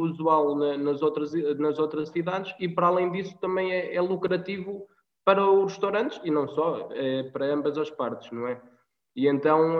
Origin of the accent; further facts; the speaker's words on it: Guarda, Centro, Portugal; eu principalmente que sou aqui da Guarda